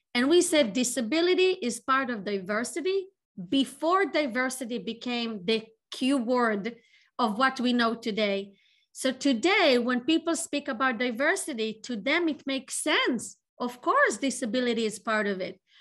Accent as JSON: {"language": "English", "country": "Israel", "tie": "born or raised there", "moved": "as an adult", "lives_now": "Boston, United States", "said": "I was born in Israel"}